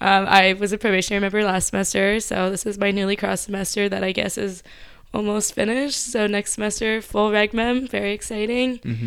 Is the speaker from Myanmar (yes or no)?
yes; Myanmar; but I grew up in Myanmar.